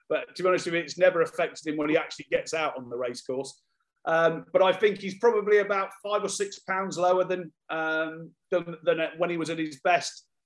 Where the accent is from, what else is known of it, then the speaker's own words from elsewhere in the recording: United Kingdom; We're all a little bit embarrassed about being British